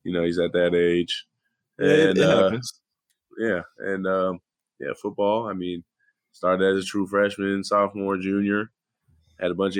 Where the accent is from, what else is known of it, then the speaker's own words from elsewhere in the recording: Fresno, California, United States; now in Oklahoma, United States; I'm from Fresno, California, 559